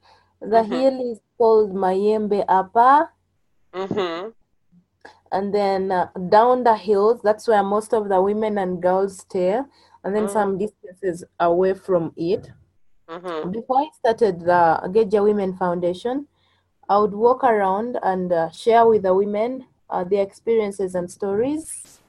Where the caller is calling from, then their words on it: Central Region, Uganda; I'm live from Uganda, 50 kilometers from Kampala.